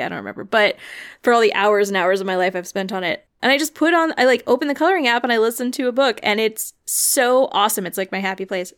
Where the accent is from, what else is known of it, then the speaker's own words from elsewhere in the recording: Illinois, United States; I grew up in Illinois, and so I grew up going to all these Lincoln sites.